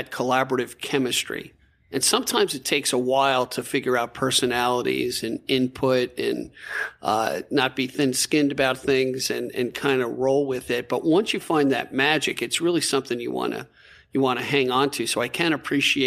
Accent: Bethpage, New York, United States; I'm a Bethpage guy

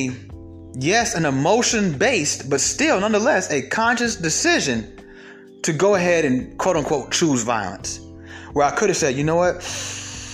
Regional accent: Atlanta, Georgia, United States; I'm from Atlanta

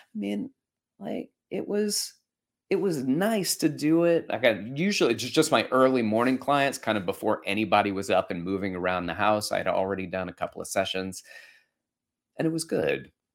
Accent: Alabama, United States; moved away; I grew up in Alabama

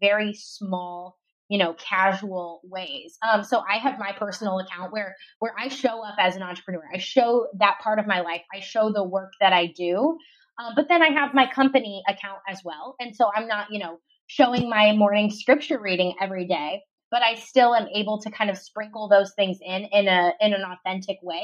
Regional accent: Ohio, United States; moved away as an adult; now in Dallas, United States; I'm originally from Ohio

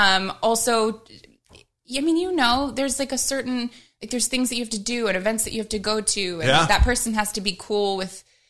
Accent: Midwest, United States; You know, like I'm from the Midwest.

